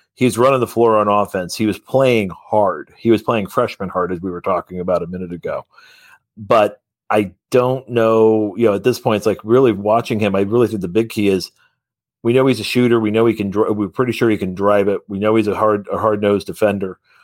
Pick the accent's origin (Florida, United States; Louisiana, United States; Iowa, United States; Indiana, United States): Indiana, United States; Columbus; I come from Columbus, Indiana